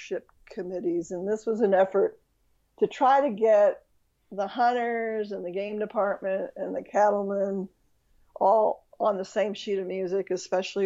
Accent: Pennsylvania, United States; now in Arizona, United States; where I grew up in Pennsylvania

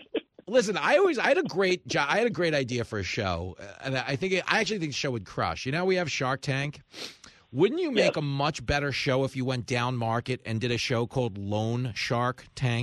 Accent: East Coast, United States; growing up on the East Coast

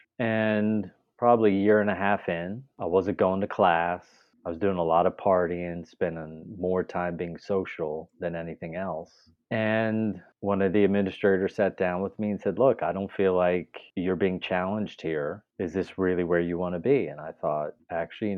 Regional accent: Pennsylvania, United States; I am from Pennsylvania, born and raised there.

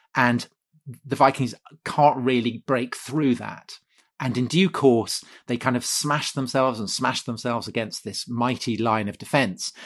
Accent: Wilton, South West England, United Kingdom; I grew up just outside Wilton

